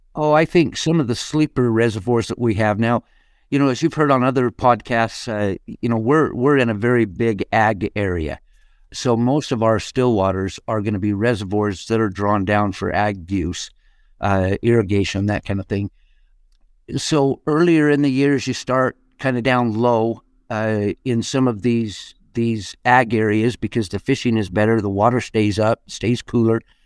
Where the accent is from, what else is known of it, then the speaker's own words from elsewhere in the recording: Shelley, Idaho, United States; I grew up just outside of Shelley, Idaho, which is just outside of Idaho Falls